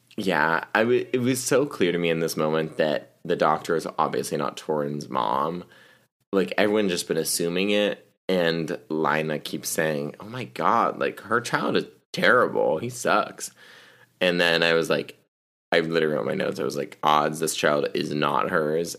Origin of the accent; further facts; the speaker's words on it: the South, United States; I'm from the South